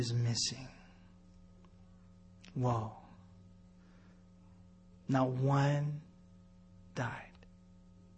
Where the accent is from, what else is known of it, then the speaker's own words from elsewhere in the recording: United States; we're American Christians